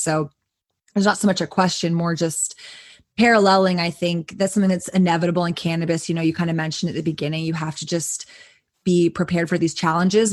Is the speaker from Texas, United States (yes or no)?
yes; Austin, Texas, United States; growing up in Austin, I grew up going to um, a smoke shop called Planet K